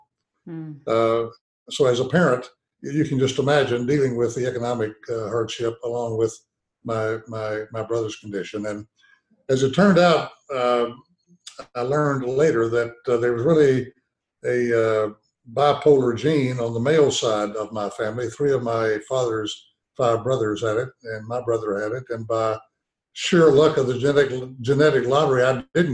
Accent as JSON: {"language": "English", "town": "Arkadelphia", "region": "Arkansas", "country": "United States", "tie": "born or raised there", "said": "we lived in this little town in Arkansas, Arkadelphia"}